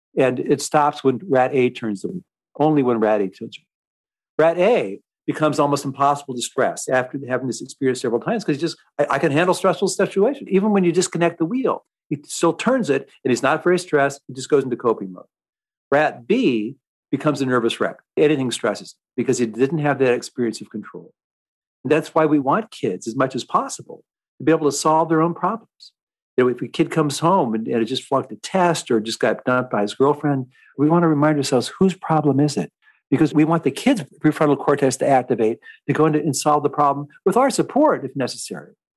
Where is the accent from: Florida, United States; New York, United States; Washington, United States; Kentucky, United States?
Washington, United States; Seattle; I grew up in Seattle